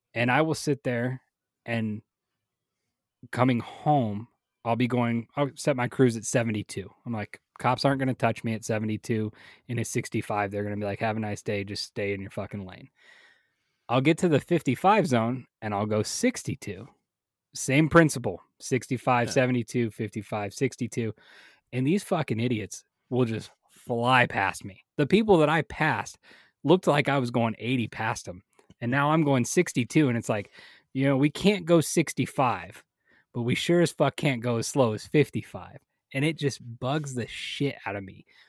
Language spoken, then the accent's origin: English; Las Vegas, Nevada, United States; growing up in Vegas